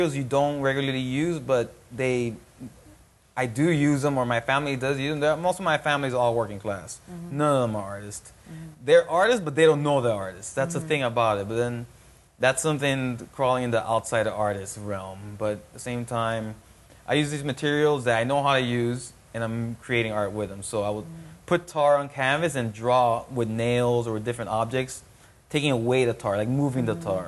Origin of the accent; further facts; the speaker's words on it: Miami, Florida, United States; growing up in Miami